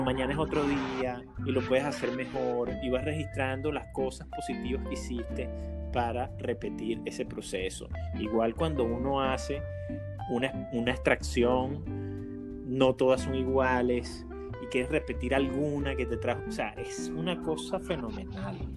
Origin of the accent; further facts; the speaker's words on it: Caracas, Capital District, Venezuela; moved away as an adult; also born or lived in Maracay; yo me crié en Caracas, pero mi vida intermitentemente fue hecha en Maracay